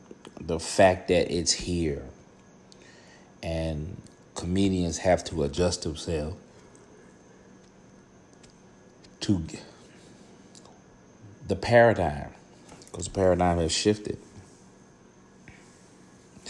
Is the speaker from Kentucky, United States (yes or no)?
no; Vicksburg, Mississippi, United States; now in Atlanta, United States; I'm from Vicksburg, Mississippi, originally. Now I'm living in the ATL